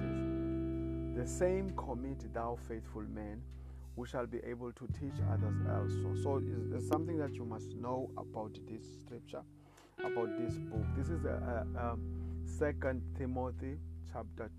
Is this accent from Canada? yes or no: no; South Africa; I come from South Africa